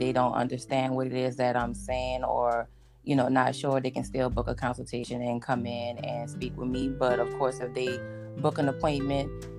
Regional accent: New Orleans, Louisiana, United States; moved away; I am originally from New Orleans, Louisiana

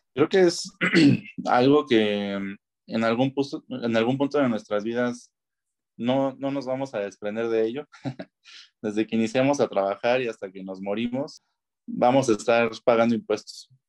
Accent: Mexico; Como mexicanos, como ciudadanos

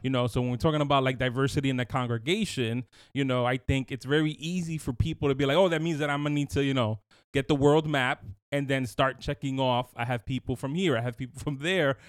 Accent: New York City, New York, United States; I grew up in Brooklyn, you know, going to a Latin church

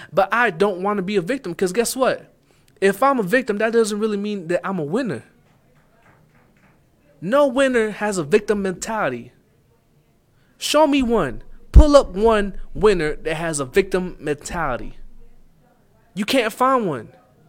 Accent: Arlington, United States; And maybe it's just where I'm from. It's more common from where I'm from. I'm from Arlington.

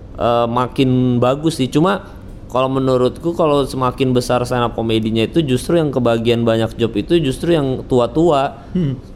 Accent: Samarinda, East Kalimantan, Indonesia; now in Jakarta, Indonesia; aku dari kecil tuh makan di Samarinda

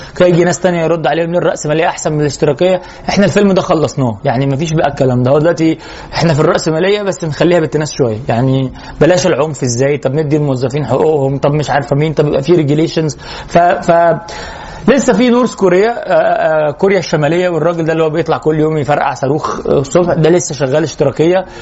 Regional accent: Egypt; احنا كمصريين

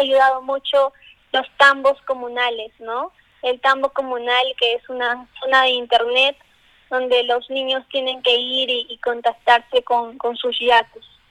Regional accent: Peru; como buen peruano

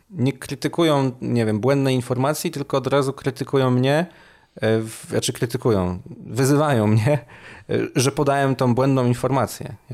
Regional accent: Gorzów Wielkopolski, Lubusz Voivodeship, Poland; also born or lived in Poznań

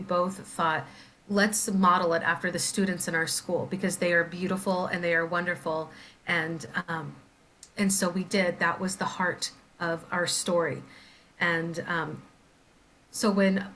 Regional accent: St. Joseph, Missouri, United States; now in Anchorage, United States; I grew up in St. Joseph, Missouri

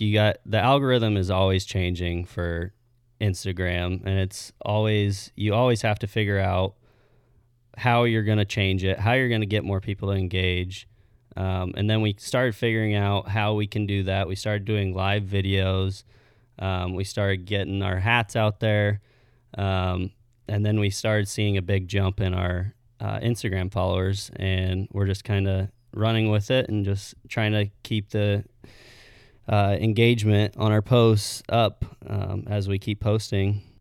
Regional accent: Missouri Valley, Iowa, United States; I grew up in Missouri Valley my whole life.

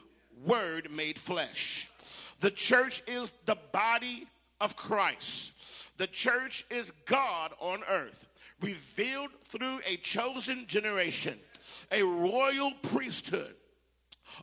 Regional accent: Phoenix, Arizona, United States; also born or lived in California; now in the South, United States; I'm from Phoenix, Arizona, as well.

